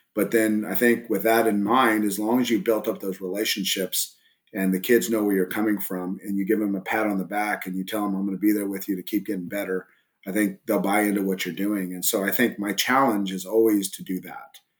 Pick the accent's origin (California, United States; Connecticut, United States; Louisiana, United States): California, United States; Southern; also born or lived in El Paso, Texas; now in Southlake, United States; I grew up originally in Southern California before I moved to uh, Texas